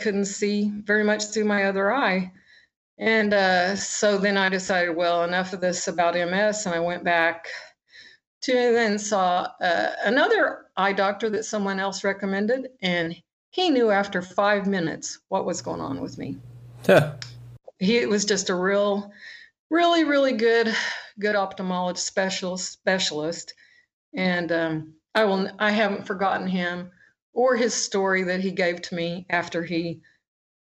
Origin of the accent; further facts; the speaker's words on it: Oklahoma, United States; I'm from Oklahoma.